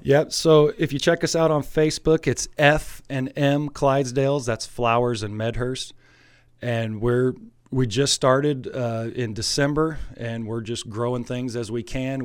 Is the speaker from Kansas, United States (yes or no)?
no; Alexis, Illinois, United States; I'm an Alexis native, born and raised in Alexis.